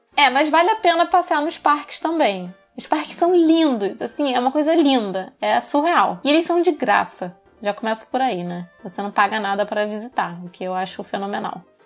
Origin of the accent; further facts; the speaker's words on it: Rio de Janeiro, Brazil; accent: carioca (heavy Rio accent); o meu sotaque é carregado aqui no Rio